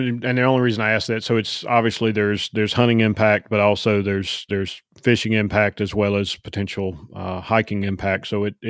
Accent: North Carolina, United States; moved away as an adult; now in Georgia, United States; I grew up in North Carolina where they had the same law. Now, I don't know if it's still in place in North Carolina, but I moved to Georgia in 1998

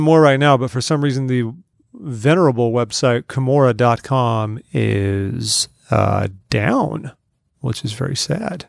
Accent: California, United States; moved away; We're originally from California.

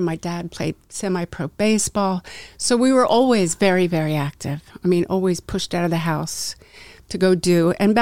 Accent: Westchester County, New York, United States; I grew up in Westchester County, a small town in Westchester.

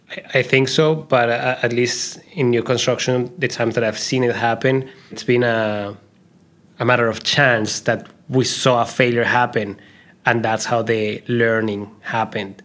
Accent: Colombia; moved away; when I was growing up in Colombia

